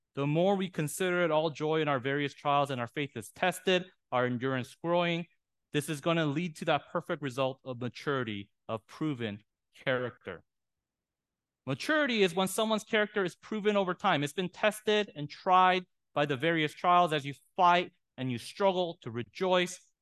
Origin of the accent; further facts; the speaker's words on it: San Diego, California, United States; I'm from San Diego